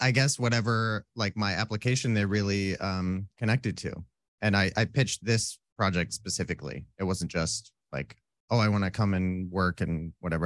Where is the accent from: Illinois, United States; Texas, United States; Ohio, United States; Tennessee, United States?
Illinois, United States; Roscoe; moved away as an adult; now in Southern California, United States; I grew up in a s, a town called Roscoe